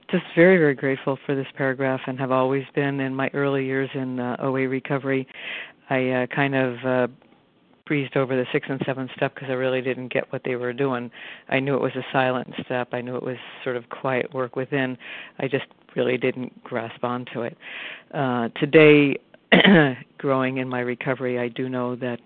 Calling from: Arlington, Massachusetts, United States; from Arlington, Massachusetts.

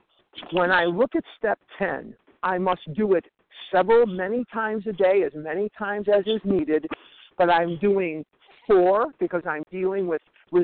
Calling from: Scottsdale, Arizona, United States; I'm calling from Scottsdale, Arizona.

